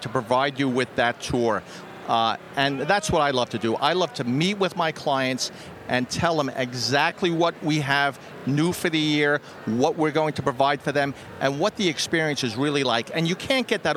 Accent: New York, United States; it's my hometown

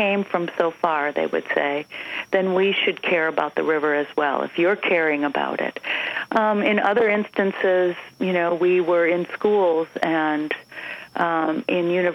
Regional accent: Minnesota, United States; you and I come from Minnesota

